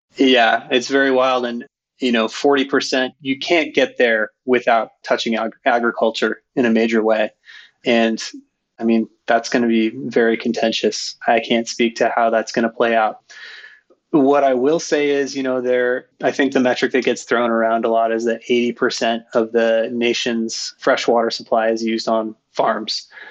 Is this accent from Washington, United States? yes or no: yes; Skagit Valley, Washington, United States; moved away as an adult; my brother and I grew up in Skagit Valley, Washington